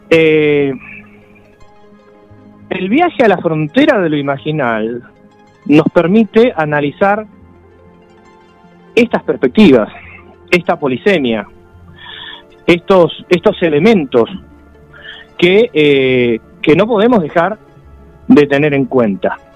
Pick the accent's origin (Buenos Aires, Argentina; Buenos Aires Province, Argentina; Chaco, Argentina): Chaco, Argentina; Resistencia; now in Mar del Plata, Argentina; yo nací en, en Resistencia, en en la provincia del Chaco y bueno, mi, papá era de Misiones, y mi abuela era del Paraguay.